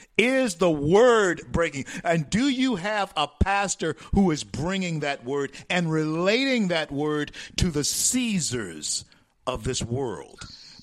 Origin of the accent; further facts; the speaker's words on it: Louisiana, United States; The sun is shining on autumn leaves like only it can in my home state of Louisiana.